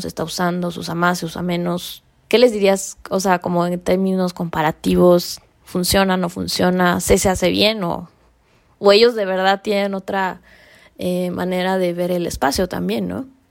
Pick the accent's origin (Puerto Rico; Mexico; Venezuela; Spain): Mexico; aquí en México